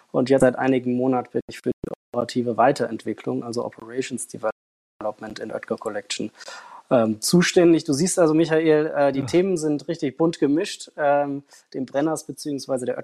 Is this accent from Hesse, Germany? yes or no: yes; Frankfurt, Hesse, Germany; Ich bin in Frankfurt aufgewachsen und habe da ähm, in einem Catering Service und auch in einem Hotel am Empfang gearbeitet.